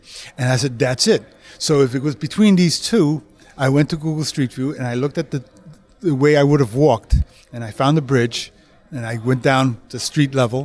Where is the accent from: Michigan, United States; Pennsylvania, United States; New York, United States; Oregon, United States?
New York, United States; moved away; also born or lived in California; I'm originally from New York, and I would go back to New York to visit my family quite often